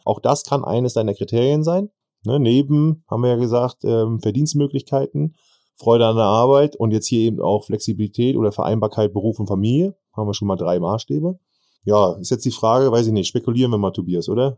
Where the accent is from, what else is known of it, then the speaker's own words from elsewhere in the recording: Northern Germany, Germany; sagt man bei uns im Norden